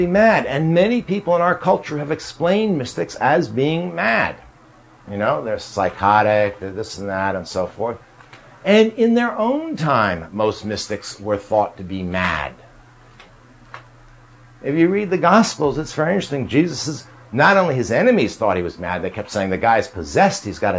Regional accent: New York, United States; I grew up in New York.

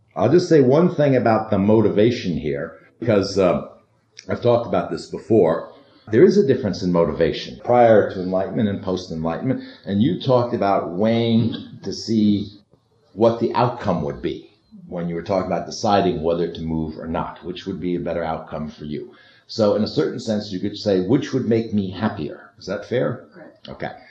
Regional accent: New York, United States; I grew up in New York.

